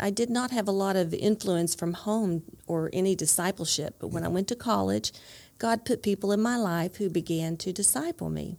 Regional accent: Dallas, Texas, United States; also born or lived in Hope, Arkansas; I grew up in Dallas

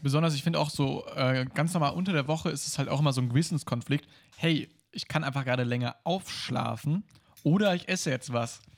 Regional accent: Germany; als Deutscher

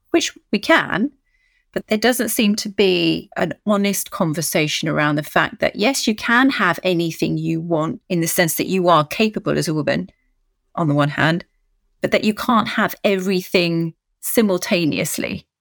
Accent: United Kingdom; moved away as an adult; now in France; I live in France, married to a Frenchman, but oh, as you can hear, I'm very British.

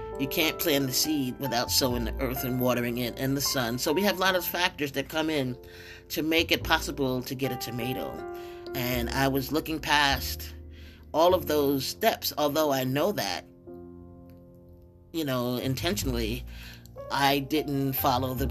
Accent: upstate New York, United States; also born or lived in Brooklyn, New York; by the age of 9, I moved from Brooklyn to upstate New York

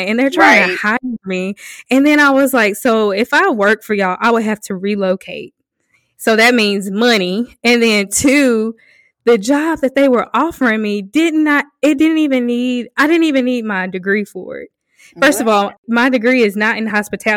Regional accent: South Mississippi, United States; moved away; also born or lived in Hattiesburg, Mississippi; I'm from South Mississippi

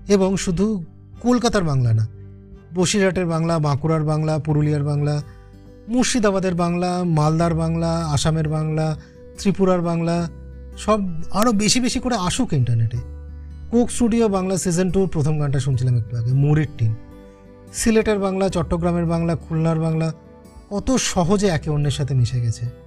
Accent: West Bengal, India; আমরা পশ্চিমবঙ্গের বাঙালিরা তবু নিজের ভাষায় কিছু বলতে পারি

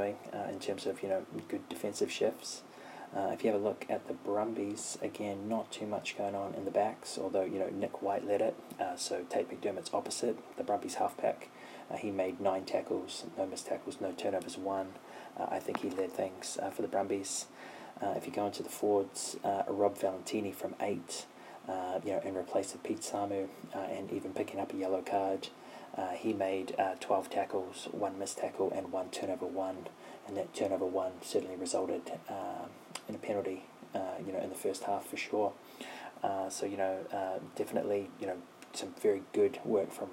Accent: New Zealand; as a New Zealander

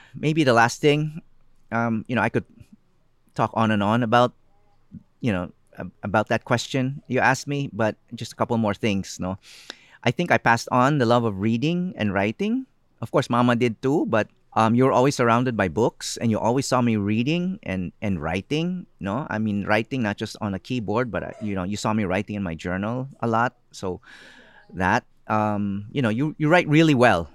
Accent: Philippines; also born or lived in United States; I became very aware of my identity as a Filipino, as a brown-skinned person.

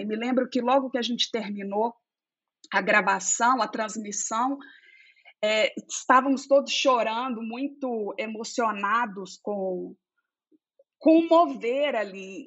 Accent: Belo Horizonte, Minas Gerais, Brazil; accent: mineiro; moved away as an adult; now in United States; Eu sou mineira, como meu sotaque me denuncia, de Belo Horizonte, e atualmente eu moro nos Estados Unidos

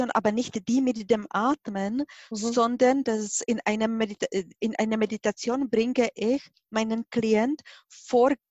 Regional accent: Czechia; German is a second language; now in Germany; Sie hören mit meinem Akzent, ich bin nicht Deutsche. Ich bin 1995 nach Deutschland gekommen und dort habe ich gelernt, Deutsch zu sprechen. Mhm. Und heutzutage, wenn ich Deutsch spreche, dann denke ich auch Deutsch. Ich bin Tschechin.

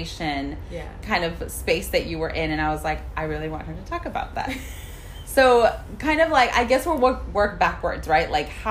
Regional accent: Houston, Texas, United States; I grew up in Northside and I was raised there, grew up there

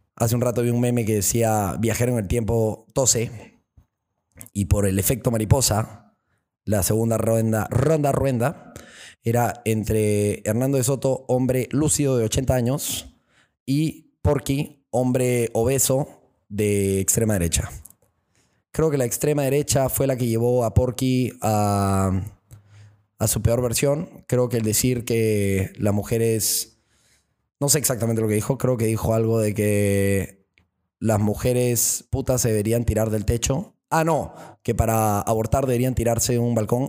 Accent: Peru; esa fuerza perucha que ya es dentro de nosotros

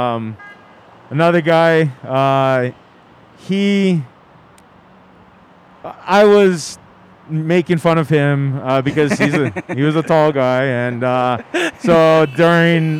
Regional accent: Maui, Hawaii, United States; moved away as an adult; growing up in Hawaii as a Haole boy

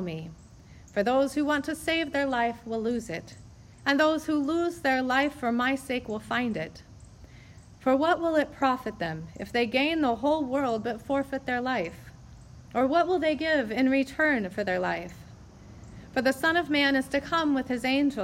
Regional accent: United States; as American Christians

